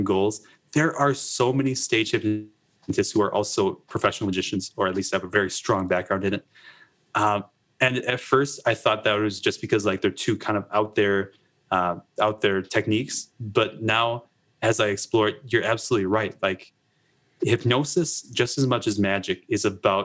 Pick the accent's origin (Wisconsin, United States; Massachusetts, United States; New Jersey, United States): Wisconsin, United States; I grew up in Wisconsin